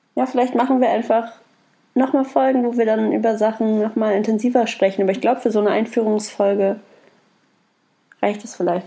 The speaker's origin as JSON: {"language": "German", "region": "Berlin", "country": "Germany", "said": "Dann sage ich ja halt nur aus Berlin"}